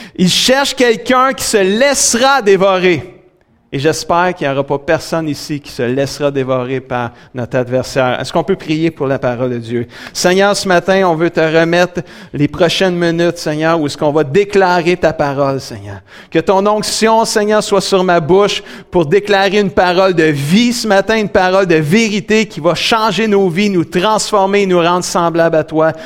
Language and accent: French; Saint-Hyacinthe, Quebec, Canada; also born or lived in Grand Falls, New Brunswick / Sainte-Julie; Saint-Hyacinthe. C'est ma ville natale où ce que je suis né.